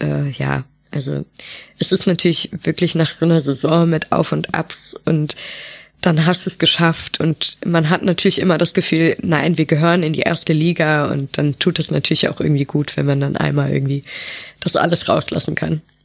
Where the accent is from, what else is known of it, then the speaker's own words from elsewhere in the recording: Düsseldorf, North Rhine-Westphalia, Germany; now in Bremen, Germany; ich komme ja aus Düsseldorf